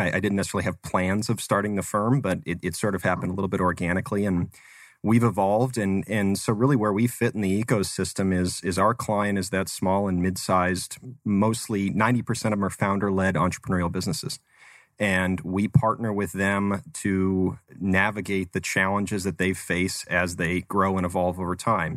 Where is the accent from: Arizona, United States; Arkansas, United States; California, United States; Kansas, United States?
Arizona, United States; Phoenix; also born or lived in Tucson; Arizona native, so born, born and raised in the Phoenix area